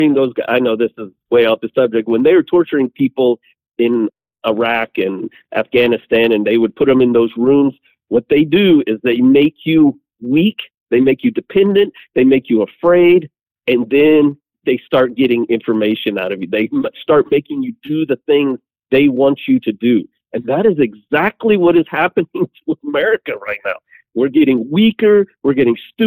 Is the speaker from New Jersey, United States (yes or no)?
no; Southwest Kansas, United States; I'm from Southwest Kansas